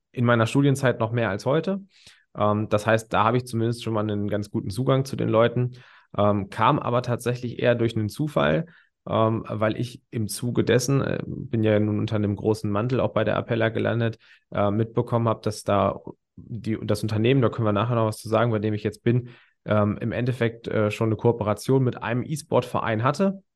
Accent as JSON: {"language": "German", "area": "near Hanover", "region": "Lower Saxony", "country": "Germany", "said": "Ich komme jetzt aus der Nähe Hannover"}